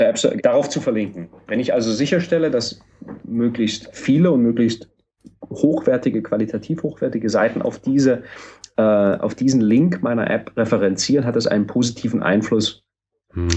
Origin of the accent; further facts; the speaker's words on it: Halle, Saxony-Anhalt, Germany; ich bin in Halle geboren